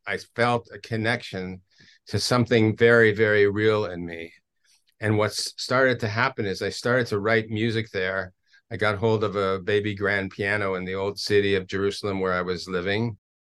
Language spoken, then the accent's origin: English; Toronto, Ontario, Canada; moved away as an adult; now in Israel; I grew up in Toronto, a native Canadian